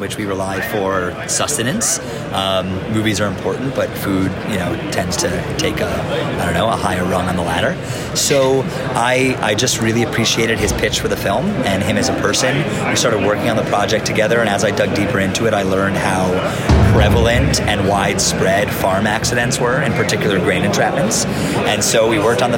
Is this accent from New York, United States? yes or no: yes; New York City, New York, United States; I grew up in New York City